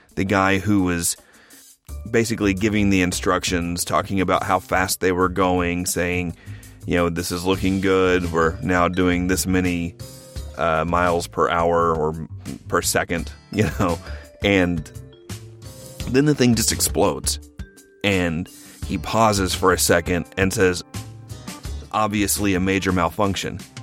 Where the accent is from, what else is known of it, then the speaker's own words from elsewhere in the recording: Oklahoma, United States; I grew up in Oklahoma